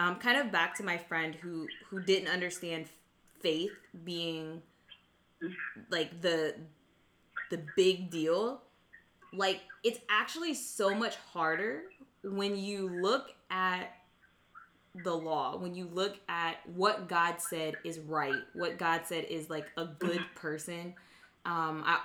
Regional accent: United States; I'm an American citizen because I was born in the United States

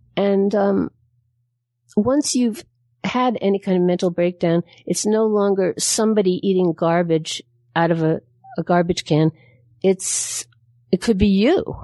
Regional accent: New York, United States; I'm from New York

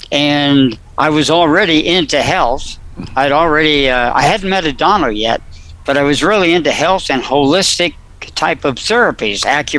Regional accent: New Jersey, United States; also born or lived in Fairview, New Jersey / Dumont, New Jersey / Upper Saddle River, New Jersey; I was in New Jersey. Let's see, Fairview, maybe one of those. I lived in Dumont, Fairview.

